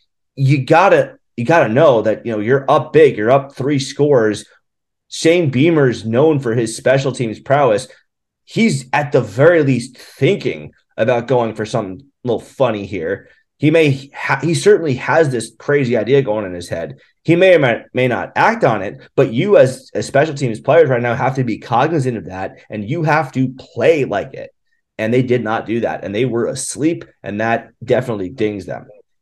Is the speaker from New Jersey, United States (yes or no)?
yes; New Jersey, United States; moved away; growing up in New Jersey